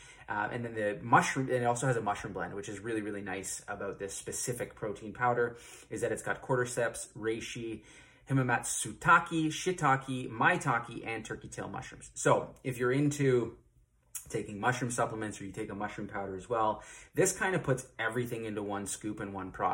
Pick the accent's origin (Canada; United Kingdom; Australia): Canada; Ontario; I'm from Ontario, Canada.